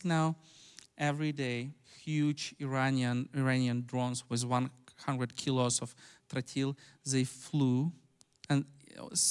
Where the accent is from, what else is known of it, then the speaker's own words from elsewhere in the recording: Ukraine; English is a second language; I grew up in Ukraine, and I know Ukrainians